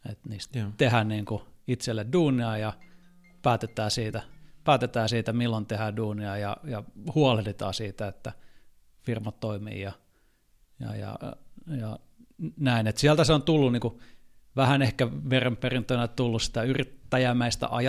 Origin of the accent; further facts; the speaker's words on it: Finland; moved away as an adult; now in Germany; että mä tuun Suomesta